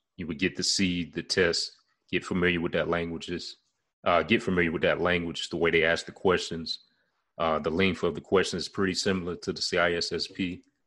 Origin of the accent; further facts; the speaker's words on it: Charlotte, North Carolina, United States; my hometown ward, the area I'm in now, uh, Charlotte, North Carolina